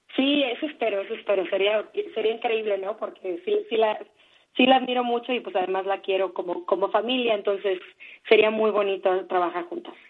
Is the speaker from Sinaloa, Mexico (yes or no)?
yes; Mazatlán, Sinaloa, Mexico; moved away as an adult; now in Mexico City, Mexico; mi tierra, en mi, en, mi natal Mazatlán, Sinaloa.